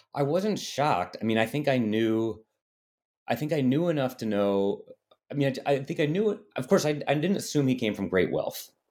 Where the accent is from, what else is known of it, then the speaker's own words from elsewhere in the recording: United States; I had white skin and was from America